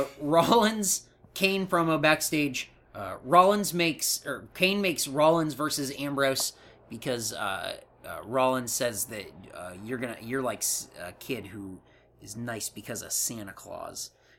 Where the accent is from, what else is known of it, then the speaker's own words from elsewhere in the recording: Canada; accent: Canadian; Ooh, spend a toonie on a bag of milk, and it's my Canadian accent.